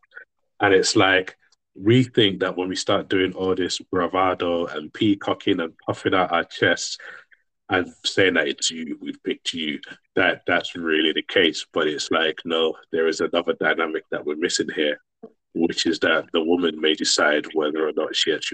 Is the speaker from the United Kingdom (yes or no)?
yes; London, United Kingdom; we're from London